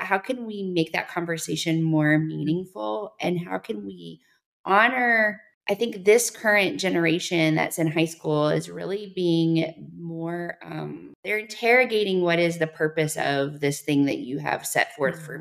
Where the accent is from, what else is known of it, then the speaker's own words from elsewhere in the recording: the South, United States; I'm from the South